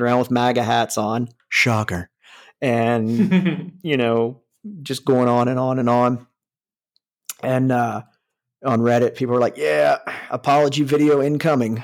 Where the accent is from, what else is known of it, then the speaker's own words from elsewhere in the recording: Northeast Ohio, United States; I grew up in Northeast Ohio by West Virginia in fucking farm country